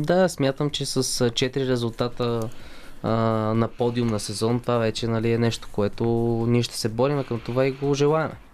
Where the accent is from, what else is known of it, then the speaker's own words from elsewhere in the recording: Bulgaria; като един българин в отбора